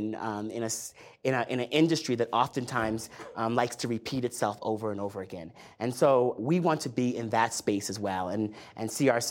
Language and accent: English; Riverhead, New York, United States; I grew up on Eastern Long Island, the last exit on the Long Island Expressway, a town called Riverhead.